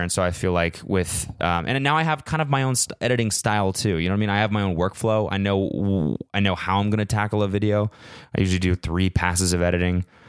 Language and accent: English; Canada; moved away; I'm Canadian